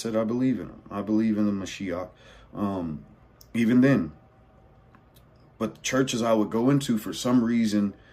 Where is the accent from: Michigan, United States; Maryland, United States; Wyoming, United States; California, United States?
California, United States; I'm born and raised in California, by the way, just to let you know, born and raised.